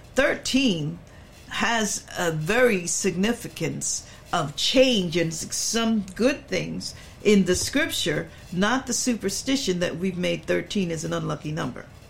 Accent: Philadelphia, Pennsylvania, United States; I'm from Philly

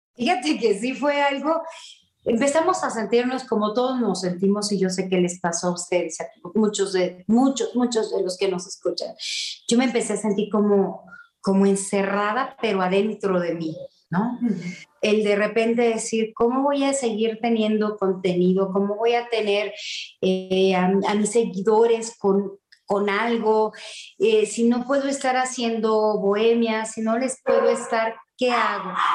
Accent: Querétaro, Mexico; yo soy queretana

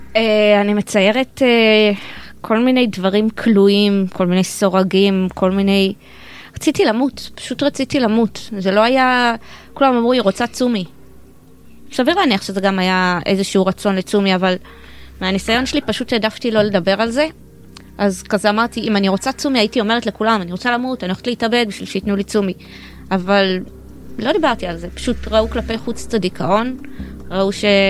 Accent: Bnei Brak, Tel Aviv District, Israel; אני באה ממשפחה חרדית מבני ברק

